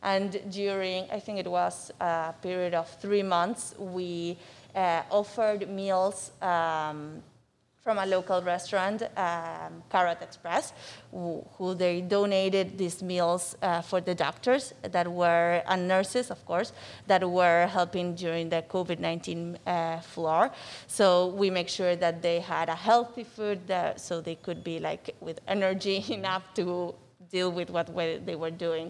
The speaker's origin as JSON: {"language": "English", "region": "Buenos Aires", "country": "Argentina", "tie": "born or raised there", "also_born_or_lived": "Durham, North Carolina / Seattle, Washington", "moved": "as an adult", "lives_now": "Miami, United States", "said": "so I'm from Argentina. I was born and raised there in Buenos Aires."}